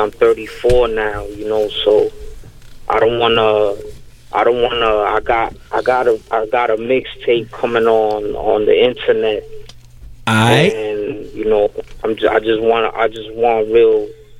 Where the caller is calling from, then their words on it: New York City, New York, United States; Calling out of Inwood Heights, Washington Heights.